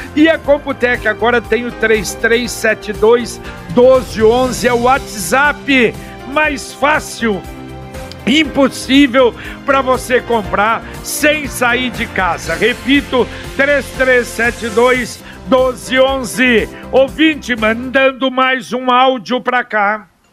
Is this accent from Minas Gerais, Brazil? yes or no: yes; Minas Gerais, Brazil; Eu, como mineiro